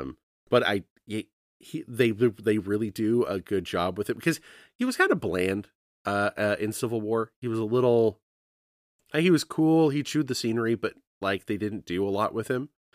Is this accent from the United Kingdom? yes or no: no; Canada; I'm a Canadian.